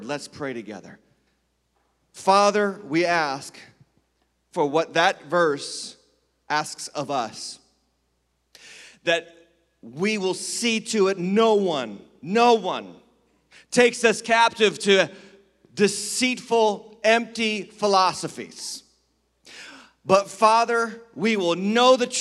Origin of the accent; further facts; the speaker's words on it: Western Massachusetts, United States; moved away; I was raised in Western Massachusetts.